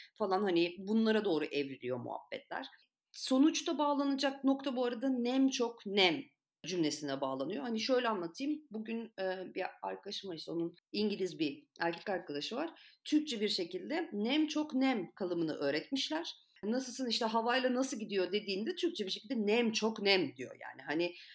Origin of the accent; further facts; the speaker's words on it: Antalya, Turkey; Ben açıkçası kendi memleketim için konuşacağım. Çok da kendini bozmuyor Antalya.